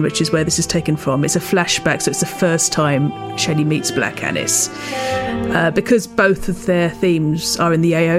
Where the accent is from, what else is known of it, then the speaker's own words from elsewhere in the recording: England, United Kingdom; As an English person, I'm quite familiar with British folk music just through living here and knowing that tradition